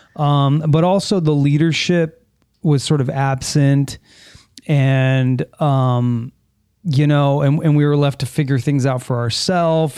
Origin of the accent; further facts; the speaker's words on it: San Fernando Valley, California, United States; I grew up in the San Fernando Valley